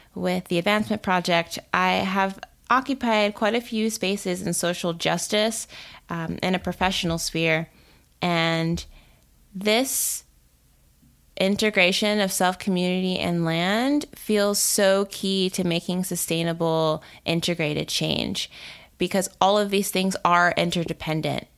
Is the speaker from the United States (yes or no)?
yes; Texas suburbs, United States; now in Durham, United States; I grew up in the Texas suburbs